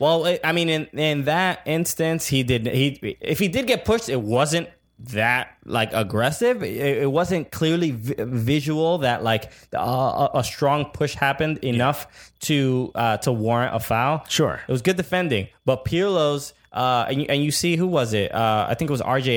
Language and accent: English; New York City, New York, United States; as a New Yorker, as a fan of NYCFC